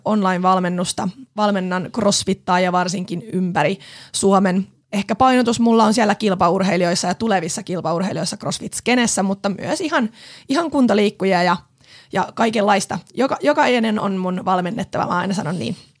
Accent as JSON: {"language": "Finnish", "town": "Pori", "region": "Satakunta", "country": "Finland", "also_born_or_lived": "Helsinki capital region", "moved": "as an adult", "lives_now": "Vantaa, Finland", "said": "mä oon porilainen, porilaistaustainen nainen, mutta oon asunut täällä pääkaupunkiseudulla nyt sit jo yli 10 vuotta"}